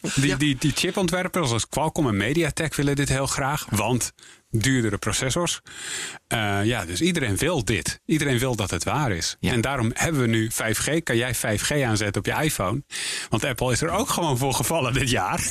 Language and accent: Dutch; North Holland, Netherlands; ik ben Noord-Hollander